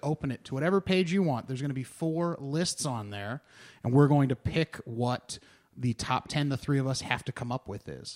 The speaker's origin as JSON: {"language": "English", "town": "Cincinnati", "region": "Ohio", "country": "United States", "tie": "born or raised there", "said": "I grew up in Cincinnati where Skyline Chili is very big"}